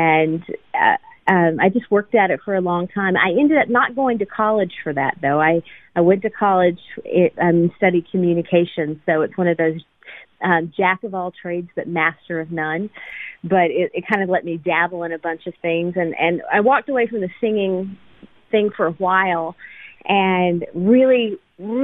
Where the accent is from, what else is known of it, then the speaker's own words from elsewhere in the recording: Panama City Beach, Florida, United States; moved away as an adult; also born or lived in Atlanta, Georgia; now in Nashville, United States; I was born in Atlanta, Georgia, and adopted at birth. And I, for the most part, I was raised in Panama City Beach, Florida, and ended up in Nashville, Tennessee, where I am now